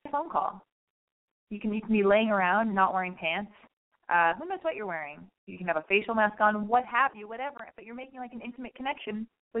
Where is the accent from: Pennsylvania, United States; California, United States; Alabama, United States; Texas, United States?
California, United States; Los Angeles; also born or lived in West Hollywood; I was born and raised in Hollywood or West Hollywood